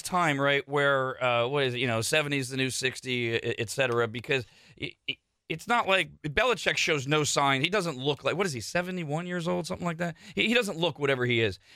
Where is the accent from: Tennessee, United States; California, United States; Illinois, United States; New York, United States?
California, United States; Bay Area; I grew up in the Bay Area